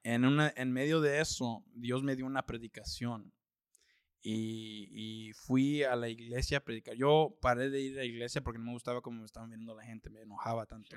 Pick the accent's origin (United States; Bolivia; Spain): United States; Austin, Texas; also born or lived in California; yo soy de Austin, ya tengo 31 años. Ah, he vivido ahí toda mi vida. Realmente, bueno, yo nací en California.